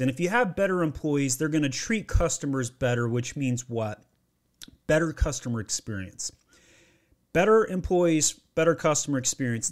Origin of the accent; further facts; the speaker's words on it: Utah, United States; also born or lived in Maryland; now in Georgia, United States; I grew up in Utah, and I had to go to Maryland to find my wife, and now I live in Georgia.